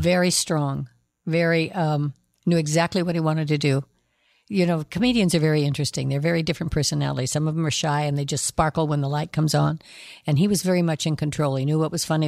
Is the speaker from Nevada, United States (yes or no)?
yes; Nevada, United States; moved away; I come from Nevada